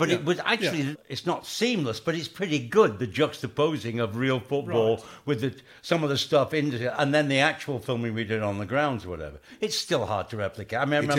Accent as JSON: {"language": "English", "town": "Manchester", "region": "North West England", "country": "United Kingdom", "said": "I'm from Manchester."}